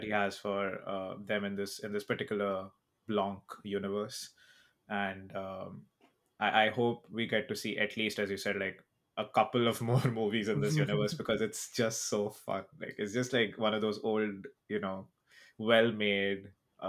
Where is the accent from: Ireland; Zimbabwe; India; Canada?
India; I'm Indian